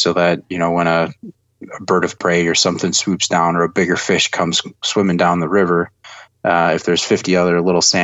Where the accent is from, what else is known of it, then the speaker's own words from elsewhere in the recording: Madison, Wisconsin, United States; moved away as an adult; also born or lived in Eau Claire, Wisconsin; now in Ohio, United States; I grew up in Madison, Wisconsin, and grew up there, lived in Madison for the first 18 years of my life